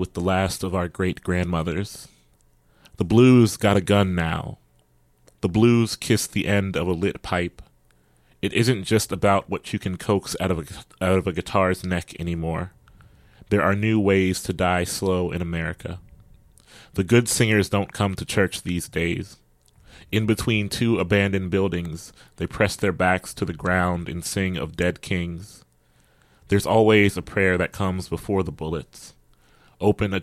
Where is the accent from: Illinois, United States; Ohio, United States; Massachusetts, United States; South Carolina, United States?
Ohio, United States; Columbus; I'm from Columbus, Ohio, and one of my mentors is Scott Woods